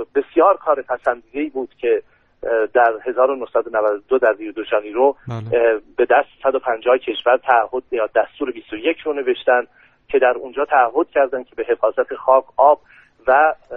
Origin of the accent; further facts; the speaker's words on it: Iran; به عنوان یک ایرانی به عنوان یک مسلمان